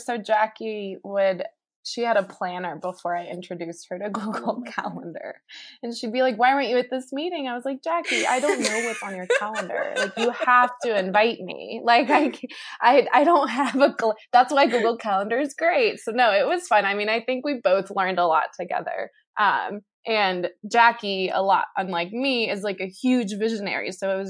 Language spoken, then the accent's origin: English; Colombia; My grandmother, I'm originally from Colombia, so my grandmother was actually kidnapped for 8 months.